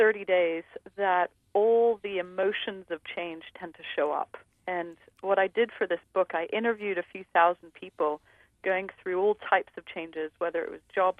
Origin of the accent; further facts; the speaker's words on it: New York City, New York, United States; born there; You know, I was born in New York City, and I was raised in 6 different countries.